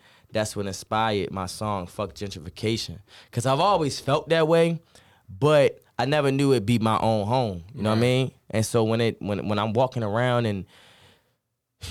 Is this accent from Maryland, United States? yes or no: yes; Baltimore, Maryland, United States; the guys that I grew up with, you know, even when we moved away from Perkins